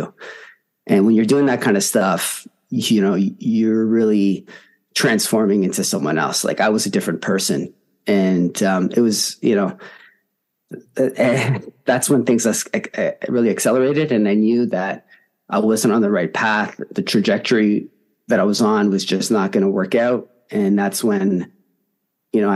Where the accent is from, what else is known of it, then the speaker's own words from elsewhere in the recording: Toronto, Ontario, Canada; I'm from Toronto, Canada